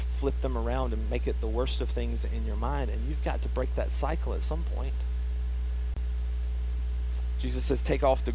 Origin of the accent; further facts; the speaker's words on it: the South, United States; accent: southern; my southern accent